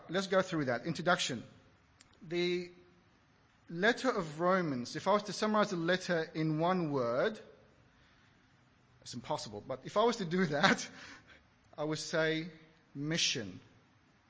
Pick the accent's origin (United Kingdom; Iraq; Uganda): Iraq; moved away; Growing up in Iraq